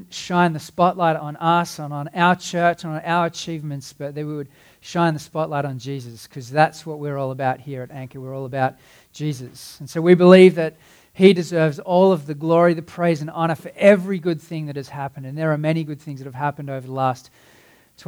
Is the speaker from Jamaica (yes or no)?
no; Cape Town, Western Cape, South Africa; I grew up in Cape Town